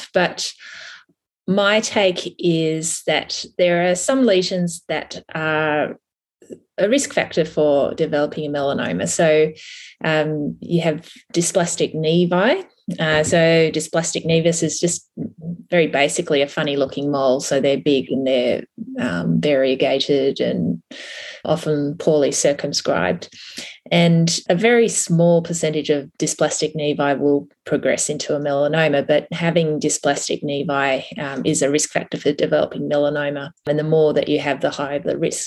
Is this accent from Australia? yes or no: yes; Tamworth, New South Wales, Australia; now in Sydney, Australia; I'm originally from Tamworth